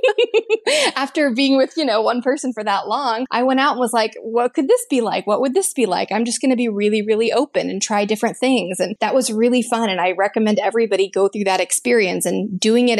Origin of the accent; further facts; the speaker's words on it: Texas, United States; moved away as an adult; also born or lived in Boston / Los Angeles area; now in Los Angeles, United States; growing up in Texas